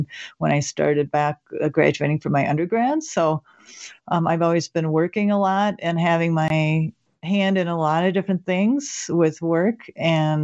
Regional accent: Minnesota, United States; moved away as an adult; now in New Mexico, United States; I'm from Minnesota originally, so I'm a Minnesotan, and I moved to New Mexico in 2011

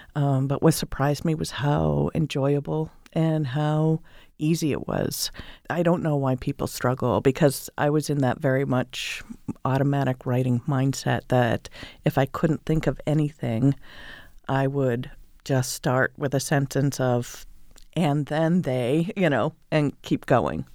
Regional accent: Northeast, United States; moved away; also born or lived in California / Maine; I grew up in the Northeast

